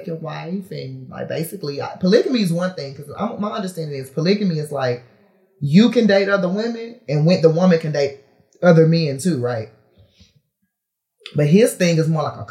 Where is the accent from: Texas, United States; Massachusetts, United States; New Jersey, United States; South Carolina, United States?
Texas, United States; Houston; I'm from Houston, but I'm from the north side of Houston.